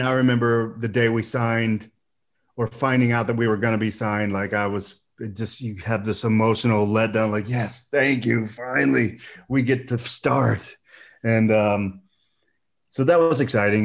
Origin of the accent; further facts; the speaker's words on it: Boonville, Indiana, United States; moved away as an adult; also born or lived in Oakland City, Indiana / Los Angeles / San Diego / Las Vegas; I lived right outside of Evansville most of my life, uh, in a small town called Booneville